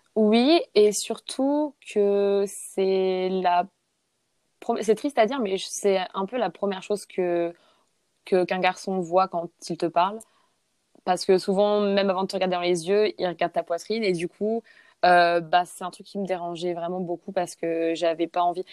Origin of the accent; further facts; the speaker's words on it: Saint-Raphaël, Provence-Alpes-Côte d'Azur, France; first language French; moved away as an adult; also born or lived in Sweden; now in New Zealand; je suis française, j'ai 24 ans et je viens du sud de la France, donc de Saint-Raphaël